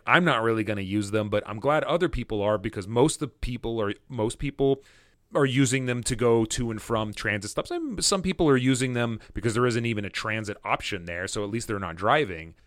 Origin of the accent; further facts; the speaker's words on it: Fullerton, California, United States; I grew up in Fullerton